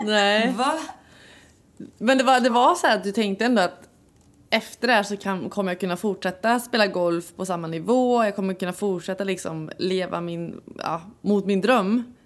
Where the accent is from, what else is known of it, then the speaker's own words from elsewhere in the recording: Värmland, Sweden; vi är ju båda från Värmland